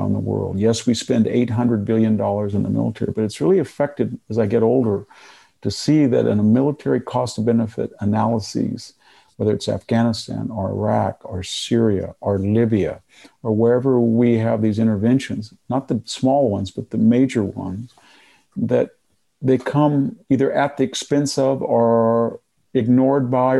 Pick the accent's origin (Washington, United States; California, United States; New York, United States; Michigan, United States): California, United States; Selma; my hometown of Selma